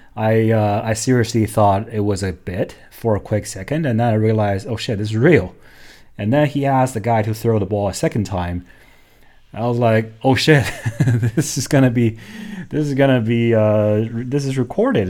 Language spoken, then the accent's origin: English; China; moved away; also born or lived in Hong Kong; growing up in China